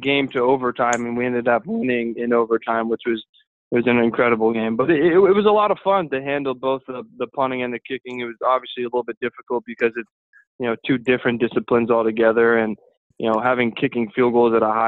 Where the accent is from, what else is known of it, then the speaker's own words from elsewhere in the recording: United States; as an American myself